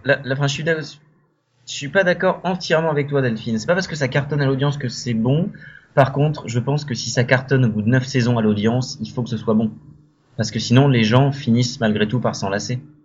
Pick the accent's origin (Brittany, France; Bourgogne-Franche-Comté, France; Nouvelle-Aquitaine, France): Brittany, France; je suis breton